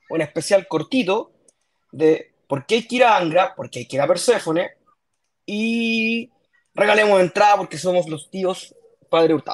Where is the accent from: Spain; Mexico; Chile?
Chile; Santiago, Santiago Metropolitan Region; soy un santiaguino.